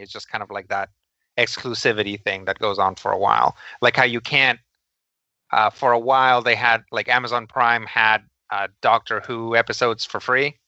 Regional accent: Los Angeles, California, United States; growing up in Los Angeles

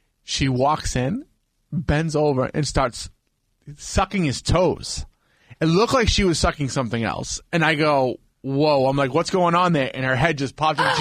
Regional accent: Boston, Massachusetts, United States; also born or lived in California; I was born in California, and when I was like two years old, I came back to Boston

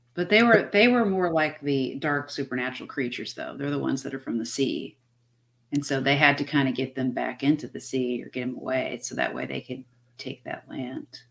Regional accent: United States; I am Irish, but I'm from America

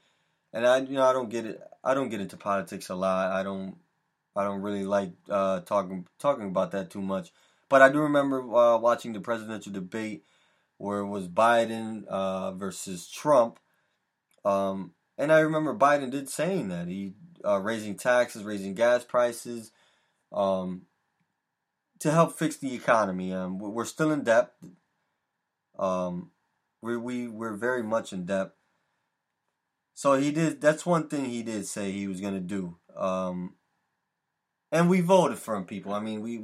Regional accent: Connecticut, United States; here in Connecticut, my home state of Connecticut

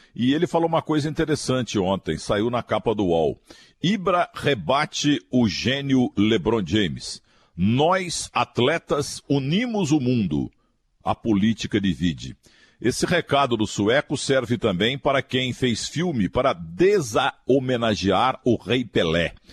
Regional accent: Minas Gerais, Brazil; eu sou mineiro também

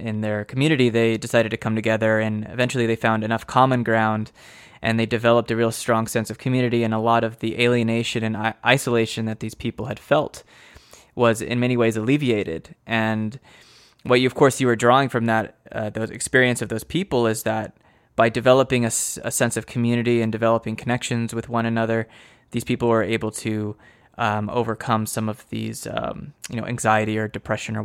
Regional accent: United States; I'm an American

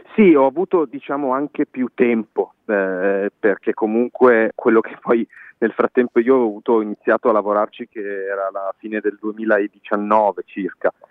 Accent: Milan, Lombardy, Italy; moved away as an adult; now in Berlin, Germany; nato e cresciuto a Milano

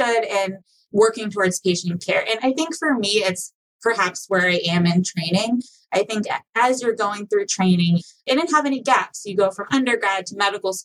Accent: Pittsburgh, Pennsylvania, United States; moved away as an adult; also born or lived in Philadelphia; now in Michigan, United States; Pittsburgh, where I'm from

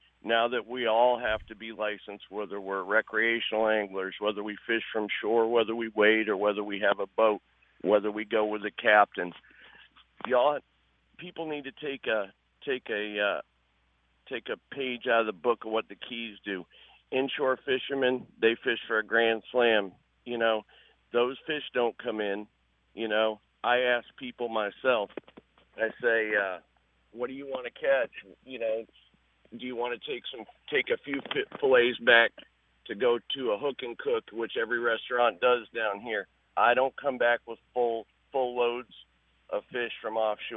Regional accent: Bradenton, Florida, United States; back when I was a kid growing up in Bradenton

